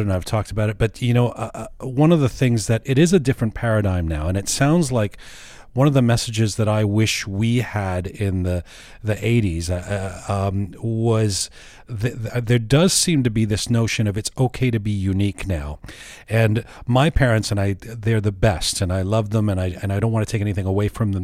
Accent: Canada; where are you from? And I'll say, Canada

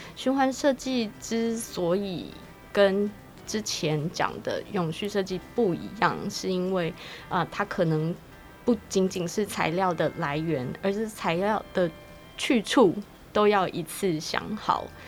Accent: Kaohsiung, Taiwan; moved away; 我自己本身是高雄出生的，所以我小时候在高雄住过了一阵子

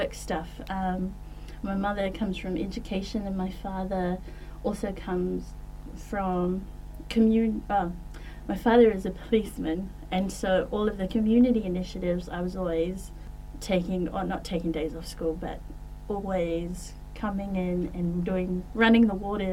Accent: Auckland, New Zealand; also born or lived in Wellington, New Zealand; Growing up in West Auckland, in Manui and in Massey, I was always surrounded by my Samoan Ainga

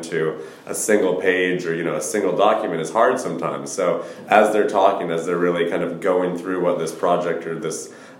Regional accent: Portland, Oregon, United States; I grew up in Portland, Oregon

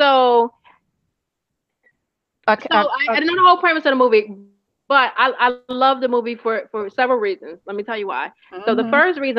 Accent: Virginia, United States; I'm originally from Virginia, and I'm from the part of Virginia that's like by the water, Virginia Beach, Newport News, Hampton

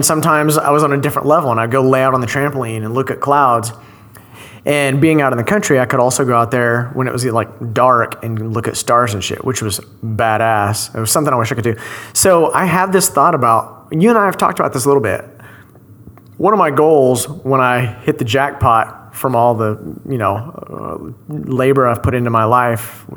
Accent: Shawnee, Oklahoma, United States; moved away as an adult; now in Dallas, United States; I grew up in Shawnee, in the fucking country

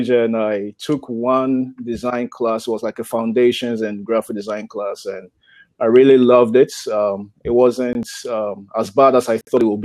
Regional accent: Ghana; moved away as an adult; now in United States; grew up in Ghana. Ghana is a country in the west coast of Africa.

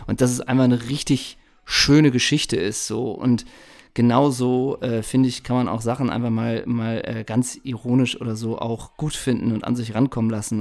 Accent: Hamburg, Germany; ich komme ja aus dem Alstertal in Hamburg, aus Hamburgs Norden

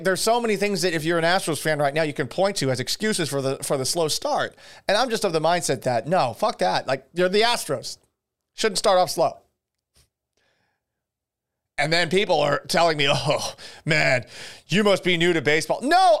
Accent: Boston, Massachusetts, United States; And I'm from Boston

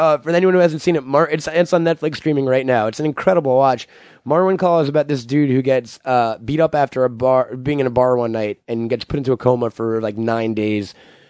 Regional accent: Long Island, New York, United States

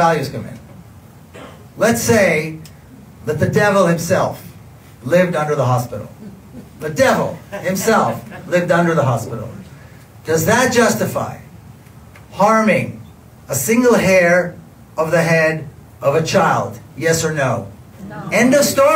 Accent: Jerusalem, Jerusalem District, Israel; I was born and raised in Jerusalem

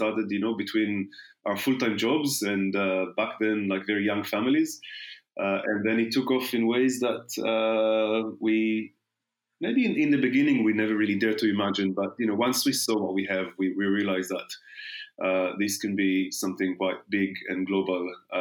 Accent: Israel; moved away as an adult; now in London, United Kingdom; born and raised in Israel. The first 26 years, then arrived to London exactly 20

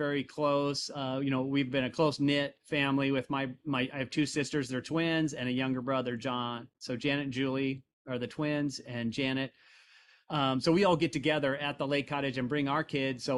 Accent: Indiana, United States; I am from Indiana. I have Midwestern values

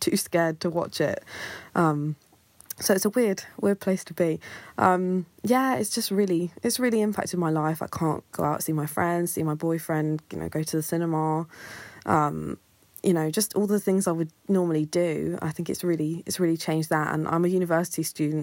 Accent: Kent, South East England, United Kingdom; I'm 21 and I'm from Kent.

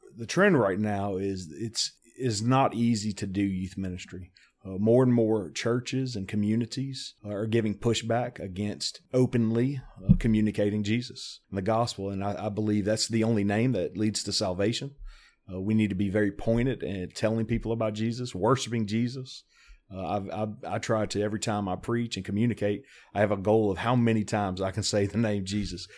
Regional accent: South Louisiana, United States; moved away as an adult; now in Tennessee, United States; I was born and raised in South Louisiana. Uh, I'm a, a Cajun through and through.

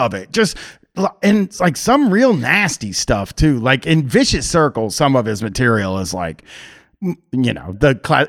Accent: Boston, Massachusetts, United States; We'd been waiters together growing up in Boston doing comedy.

